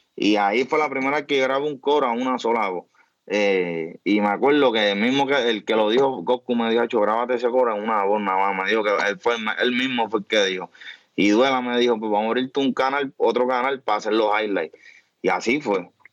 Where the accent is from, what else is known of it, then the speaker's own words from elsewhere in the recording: Trujillo Alto, Puerto Rico; yo soy natural de Trujillo